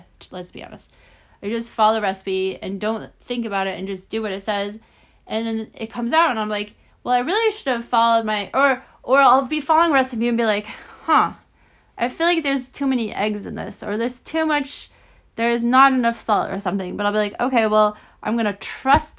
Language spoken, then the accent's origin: English; Omaha, Nebraska, United States; I was born in Omaha